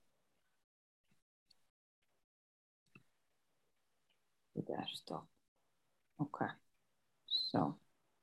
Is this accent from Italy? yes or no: yes; Italy; moved away; originally from Italy